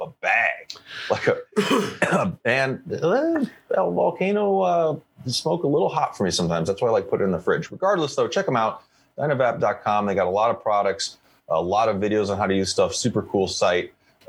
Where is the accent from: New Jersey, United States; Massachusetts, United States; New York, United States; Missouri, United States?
Missouri, United States; moved away; Yeah, Missouri's coming on board. They're going to get rec going hopefully soon as well. Yeah, my home state where I grew up most of my time.